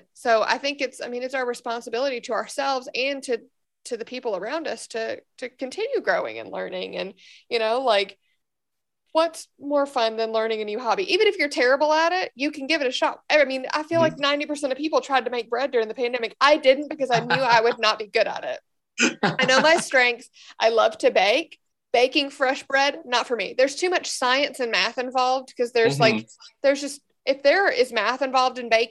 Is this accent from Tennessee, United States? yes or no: yes; Memphis, Tennessee, United States; moved away as an adult; I've lived there my entire life. But I so appreciate being from that city now